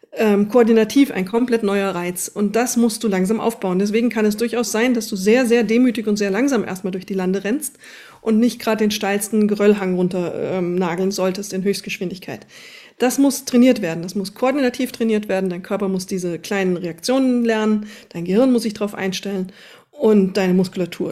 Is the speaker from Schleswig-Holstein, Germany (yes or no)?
no; Wetterau, near Vogelsberg, Hesse, Germany; ist meine Heimat, Vogelsberg. Da komme ich irgendwie aus der Nähe, zumindest her, aus dem Wetterau